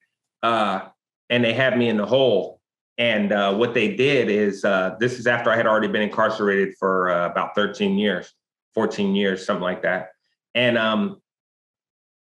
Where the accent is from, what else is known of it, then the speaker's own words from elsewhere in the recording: West Coast, United States; I'm from the West Coast